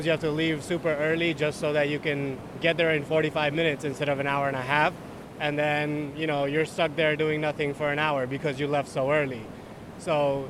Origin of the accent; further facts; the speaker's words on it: New Jersey, United States; We're from New Jersey, which is in the USA, like just south of New York.